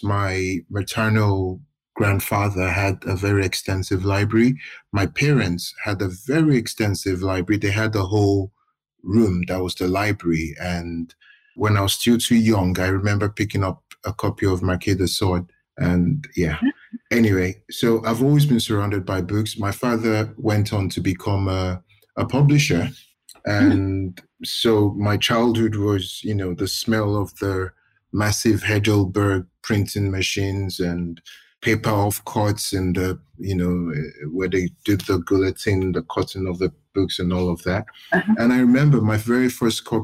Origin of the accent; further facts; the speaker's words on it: Ibadan, Oyo, Nigeria; moved away as an adult; also born or lived in Lagos; now in London, United Kingdom; I grew up in Ibadan, did my university, my primary school, my secondary school, my university.